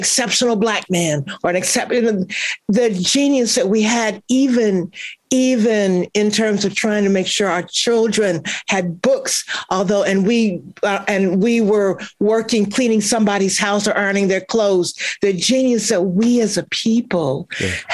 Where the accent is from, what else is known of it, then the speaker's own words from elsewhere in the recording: Kansas City, Missouri, United States; moved away; I'm from Kansas City, Missouri